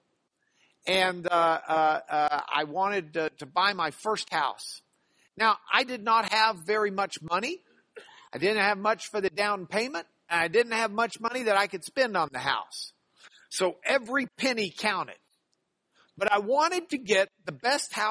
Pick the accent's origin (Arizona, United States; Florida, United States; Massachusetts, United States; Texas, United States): Texas, United States; Lubbock; moved away as an adult; now in Houston, United States; I grew up in Lubbock